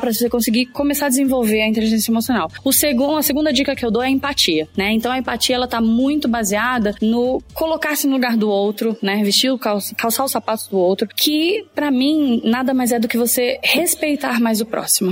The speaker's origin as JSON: {"language": "Portuguese", "region": "São Paulo", "country": "Brazil", "said": "eu sou de São Paulo, vim exclusivamente aqui pro evento"}